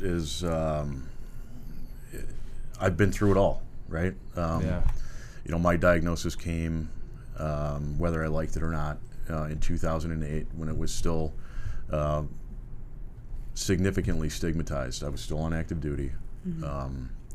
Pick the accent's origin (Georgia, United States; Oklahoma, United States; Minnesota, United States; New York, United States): Minnesota, United States; moved away as an adult; also born or lived in Escondido, California; now in California, United States; I'm from Minnesota originally.